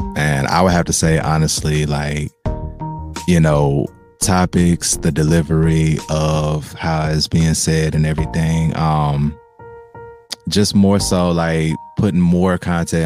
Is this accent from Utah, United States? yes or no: no; Memphis, Tennessee, United States; me coming from Memphis